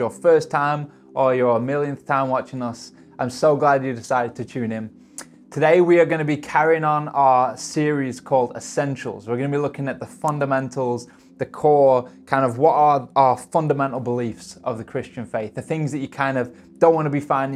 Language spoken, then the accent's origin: English; United Kingdom; I'm stereotypically British.